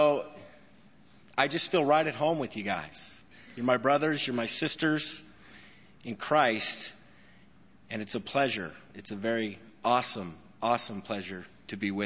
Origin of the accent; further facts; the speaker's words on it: Albuquerque, New Mexico, United States; now in El Paso, United States; Coming to Albuquerque is a blessing for me because it's a homecoming for me. This is my hometown.